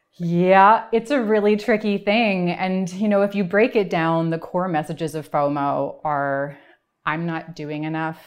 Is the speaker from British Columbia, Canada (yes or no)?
yes; Vancouver, British Columbia, Canada; also born or lived in Toronto; I am from Vancouver